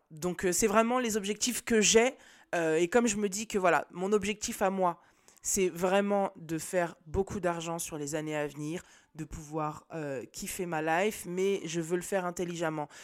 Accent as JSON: {"language": "French", "town": "Nantes", "region": "Pays de la Loire", "country": "France", "said": "je viens de Nantes"}